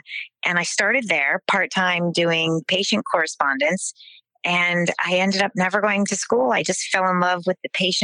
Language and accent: English; New Jersey, United States; So I grew up in South Jersey. I grew up in farmland, kind of the Millstone, Cream Ridge, Allentown area.